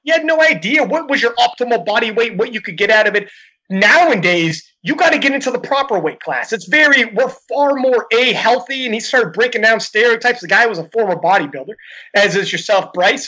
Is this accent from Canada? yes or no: yes; Canada; I'm Canadian